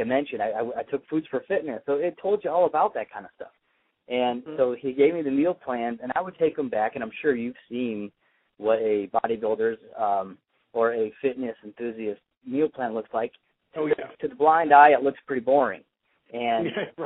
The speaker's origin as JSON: {"language": "English", "town": "Traverse City", "region": "Michigan", "country": "United States", "also_born_or_lived": "Corona, California", "moved": "yes", "said": "Traverse City, Michigan, where I'm from"}